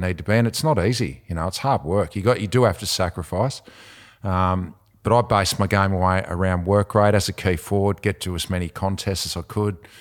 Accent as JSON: {"language": "English", "town": "Devonport", "region": "Tasmania", "country": "Australia", "said": "I'm from Devonport"}